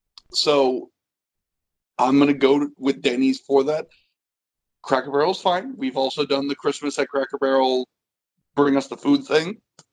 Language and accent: English; Ohio, United States; I grew up in Ohio, had a lot of family in Boston.